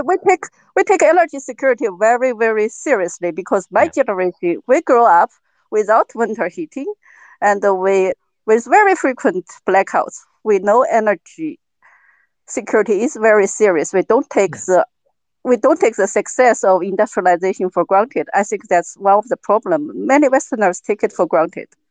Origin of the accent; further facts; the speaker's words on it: Sichuan, China; now in Germany; I'm from Sichuan province, basically the epicenter of the drought